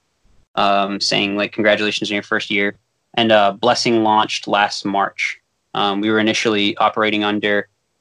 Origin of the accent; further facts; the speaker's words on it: Fall River, Massachusetts, United States; a parkour academy in my hometown, Fall River, Massachusetts